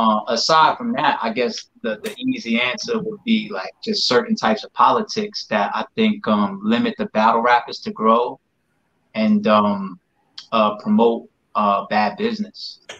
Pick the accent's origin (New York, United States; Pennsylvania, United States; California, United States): New York, United States; A New Yorker, right? You know I'm a New Yorker.